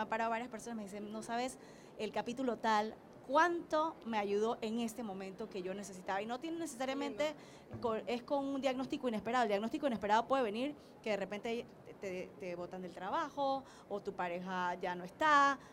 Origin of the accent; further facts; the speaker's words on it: Panama; nos hace sentir muy orgullosas ambas como panameñas